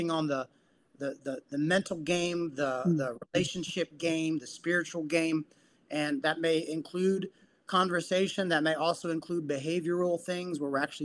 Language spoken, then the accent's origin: English; San Juan, Puerto Rico; now in South Florida, United States; I'm Puerto Rican by birth. I was born in San Juan, Puerto Rico.